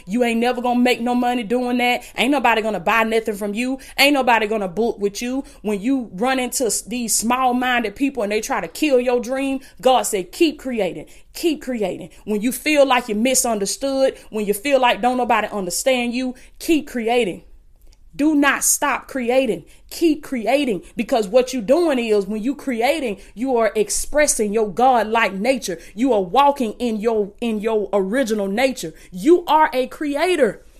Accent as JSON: {"language": "English", "town": "Blakely", "region": "Georgia", "country": "United States", "tie": "born or raised there", "said": "I came from Willis Kane Projects in Blakely, Georgia. The projects, food stamps"}